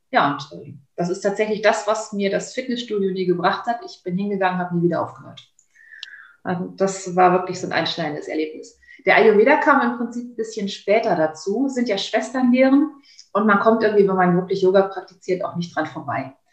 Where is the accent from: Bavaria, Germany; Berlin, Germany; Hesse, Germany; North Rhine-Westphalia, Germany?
North Rhine-Westphalia, Germany; Kleve; Ich bin dann wieder in meine Heimatstadt Kleve wieder reingezogen